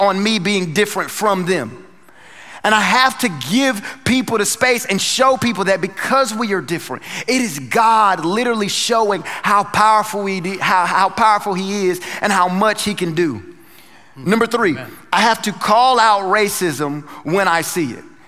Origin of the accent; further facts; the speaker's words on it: North Carolina, United States; moved away; I'm from North Carolina